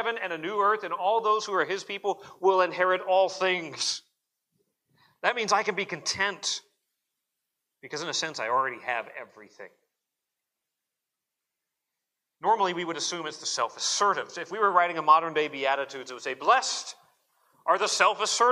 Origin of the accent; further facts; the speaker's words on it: Arizona, United States; growing up in Arizona